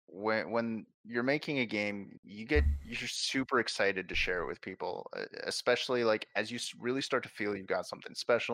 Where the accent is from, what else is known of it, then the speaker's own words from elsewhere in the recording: Canada; I mean, I like we're Canadian, so let's talk hockey.